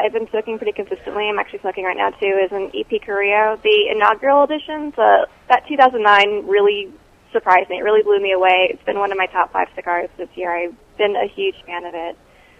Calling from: Texas, United States; I'm in Texas.

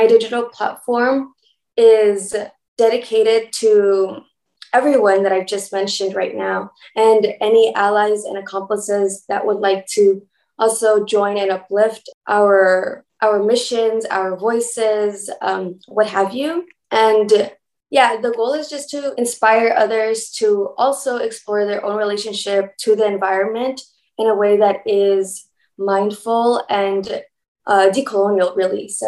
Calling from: Los Angeles, California, United States; I am tuning in from Los Angeles, better known as Tongva Territory.

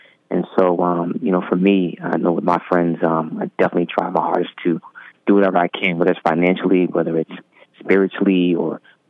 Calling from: Montclair, New Jersey, United States; I'm currently calling in from Montclair, New Jersey.

